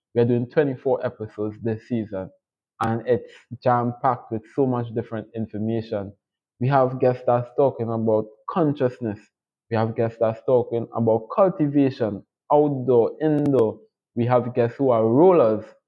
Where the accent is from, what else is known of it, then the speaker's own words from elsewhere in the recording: Trinidad & Tobago; I'm from the beautiful twin island states of Trinidad and Tobago